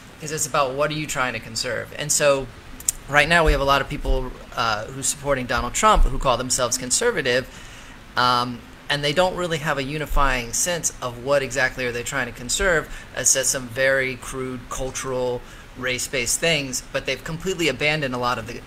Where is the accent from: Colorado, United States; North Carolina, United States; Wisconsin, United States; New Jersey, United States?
Colorado, United States; I was born in Colorado